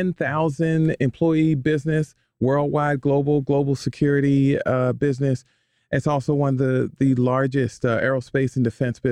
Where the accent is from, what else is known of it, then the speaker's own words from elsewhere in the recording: Baltimore, Maryland, United States; I am from Baltimore, East Baltimore.